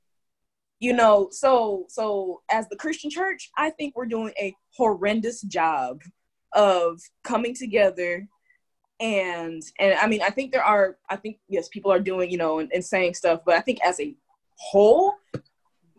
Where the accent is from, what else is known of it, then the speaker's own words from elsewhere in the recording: California, United States; Being a Californian